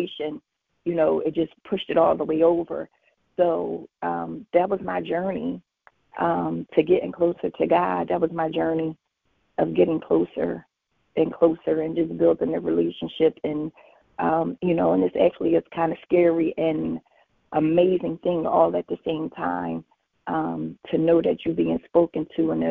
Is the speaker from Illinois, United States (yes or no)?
no; Philadelphia, Pennsylvania, United States; I'm from Philly